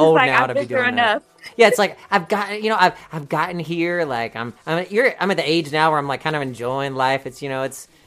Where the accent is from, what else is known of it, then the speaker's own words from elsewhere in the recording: the South, United States; I'm from the South